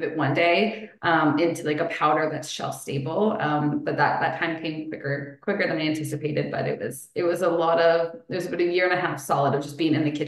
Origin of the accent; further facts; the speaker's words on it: Elora, Ontario, Canada; I grew up in Alora